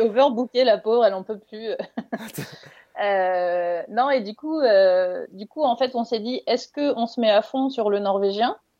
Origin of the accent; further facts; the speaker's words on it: Ardennes, Grand Est, France; moved away as an adult; also born or lived in Paris; now in Tønsberg, Norway; je suis originaire des Ardennes, donc j'ai quand même grandi à la campagne.